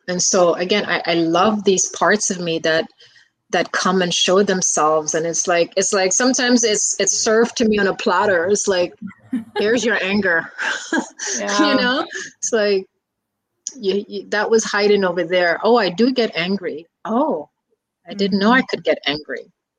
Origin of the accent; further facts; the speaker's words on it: New York City, New York, United States; I grew up in the Bronx